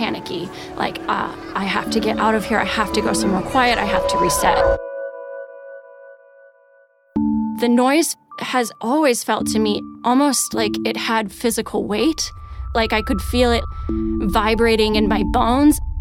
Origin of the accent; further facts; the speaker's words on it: Iowa, United States; moved away as an adult; also born or lived in Minnesota; I grew up in Iowa in a really quiet place and a really quiet family.